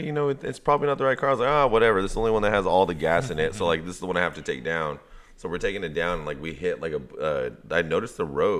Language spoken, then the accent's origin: English; San Jose, California, United States; I'm from Eastside San Jose. It's very much city.